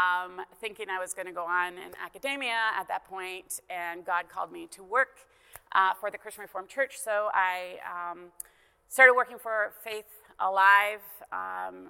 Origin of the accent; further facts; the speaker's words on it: Canada; I'm Canadian, grew up in Canada